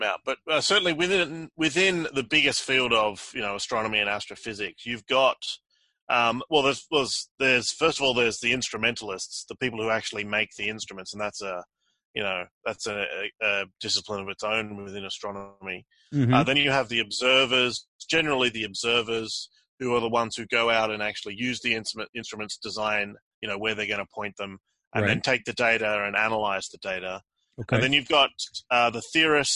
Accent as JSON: {"language": "English", "country": "Australia", "tie": "born or raised there", "also_born_or_lived": "Cambridge, United Kingdom / Zurich, Switzerland", "said": "I grew up in Australia and did my undergraduate degrees here"}